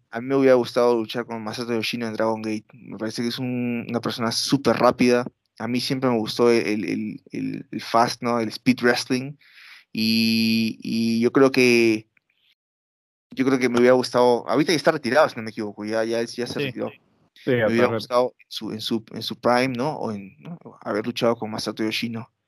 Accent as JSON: {"language": "Spanish", "country": "Peru", "said": "obviamente soy un peruano que no sabe nada de nada, nunca he estado en Japón"}